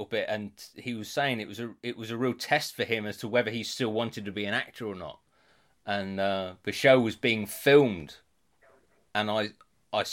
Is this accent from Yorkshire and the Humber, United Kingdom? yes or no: yes; Beverley, Yorkshire and the Humber, United Kingdom; I grew up in Beverley